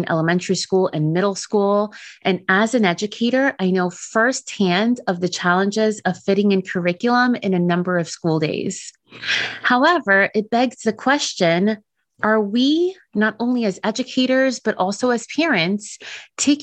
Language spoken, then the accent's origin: English; New York City, New York, United States; also born or lived in New Jersey; Growing up in New York City and Jersey, I always had MLK Day off from school